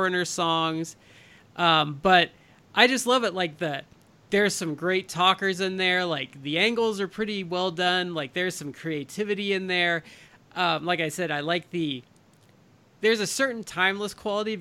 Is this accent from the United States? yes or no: yes; Midwest, United States; Midwesterner like I am